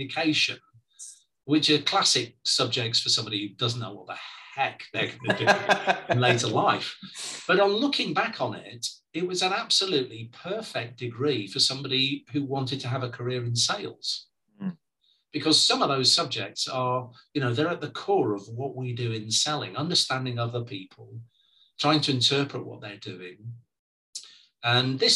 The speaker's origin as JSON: {"language": "English", "town": "Preston", "region": "North West England", "country": "United Kingdom", "tie": "born or raised there", "said": "I was born and brought up in Preston in Lancashire"}